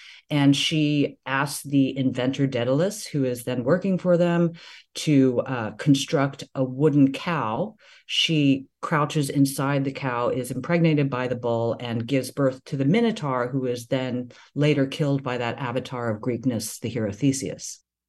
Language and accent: English; the South, United States; growing up in the South, people in ways that are deeply binary and deeply racialized, nonetheless have a connection to place, to homeland, that I have never felt